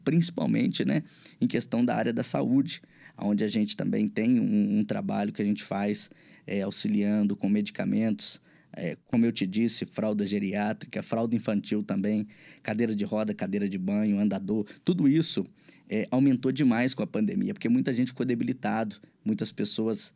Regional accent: Belo Horizonte, Minas Gerais, Brazil; also born or lived in São Geraldo da Piedade, Minas Gerais; Sou nascido em Belo Horizonte.

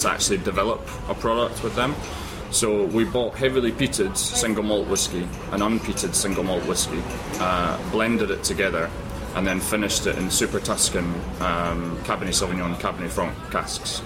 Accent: Edinburgh, Scotland, United Kingdom; I'm from Edinburgh

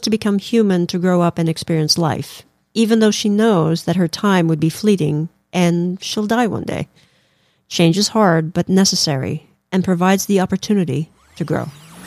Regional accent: Philippines; moved away; growing up in the Philippines, we, you know, we, we learned about the Bible

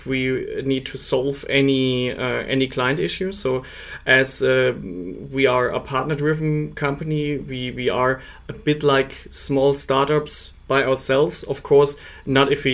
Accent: Munich, Bavaria, Germany; moved away as an adult; now in Switzerland; I'm originally from Munich, but I'm based in Switzerland

